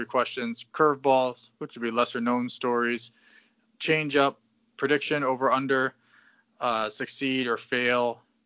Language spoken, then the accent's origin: English; Southeast Connecticut, United States; we are from Southeast Connecticut